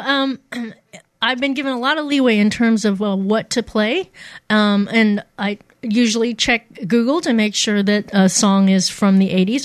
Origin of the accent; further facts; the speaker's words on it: Poplar Bluff, Missouri, United States; i grew up in a small town um, uh, the raging metropolis of Poplar Bluff, Missouri, in in the southeast, the boot heel of the state